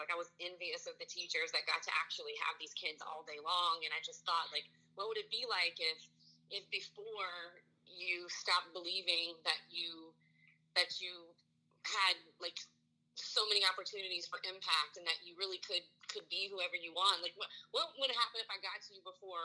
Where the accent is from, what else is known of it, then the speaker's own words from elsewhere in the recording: Marksville, Louisiana, United States; I'm from Louisiana